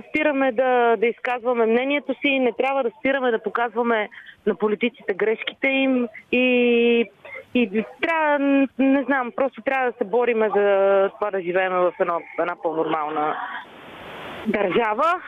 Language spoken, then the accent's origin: Bulgarian; Vidin, Vidin Province, Bulgaria; accent: north-western dialect; написах две-три истории за Леди Гергана на северо-западен диалект, защото аз съм от Видин.